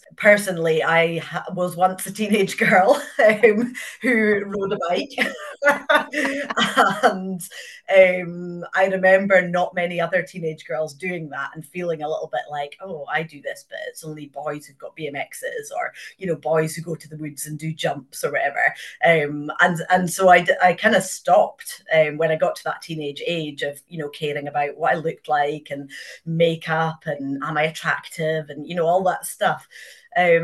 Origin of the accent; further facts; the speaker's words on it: Inverness, Scotland, United Kingdom; I grew up in Inverness. My parents moved here before I was born